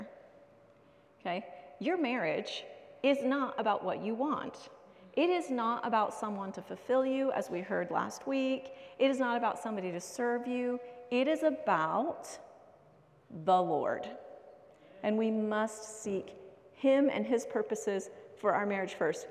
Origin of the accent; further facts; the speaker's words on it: United States; moved away; I grew up in America